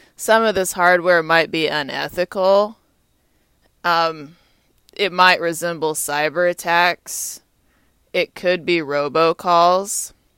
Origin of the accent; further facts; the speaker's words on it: Austin, Texas, United States; also born or lived in Atlanta, Georgia; now in Washington, D.C., United States; my hometown's Austin, Texas